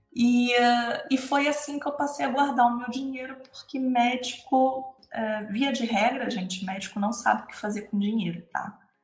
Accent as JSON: {"language": "Portuguese", "country": "Brazil", "moved": "as an adult", "lives_now": "Portugal", "said": "por ser brasileira"}